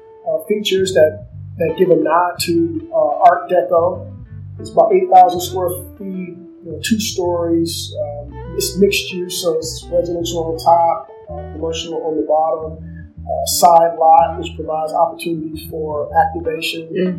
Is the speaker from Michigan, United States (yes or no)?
yes; Ypsilanti, Michigan, United States; Ypsilanti, my hometown.